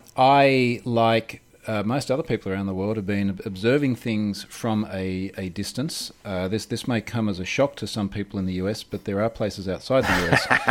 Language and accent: English; Australia; also born or lived in United States; I am literally coming to you from Australia, as, as the audience can probably hear.